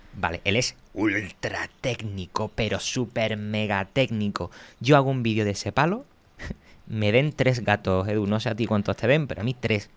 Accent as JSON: {"language": "Spanish", "town": "Cádiz", "region": "Andalusia", "country": "Spain", "moved": "yes", "lives_now": "Madrid, Spain", "said": "Yo soy de Cádiz, vivo en Madrid y bajo algunas veces a Cádiz"}